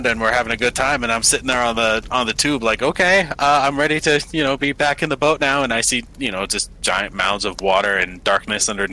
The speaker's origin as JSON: {"language": "English", "country": "Canada", "said": "I'm from Canada"}